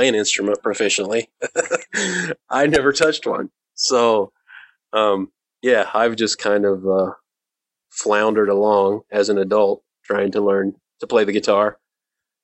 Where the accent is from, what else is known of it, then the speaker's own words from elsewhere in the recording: Indiana, United States; moved away; I grew up in Indiana